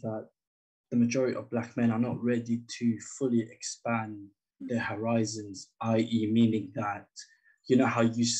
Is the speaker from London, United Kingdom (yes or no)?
yes; London, United Kingdom; I'm from London.